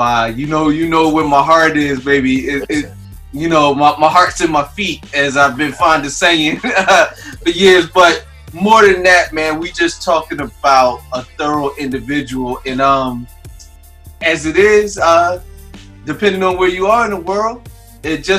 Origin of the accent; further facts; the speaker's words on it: Philadelphia, Pennsylvania, United States; moved away; I'm from Philly originally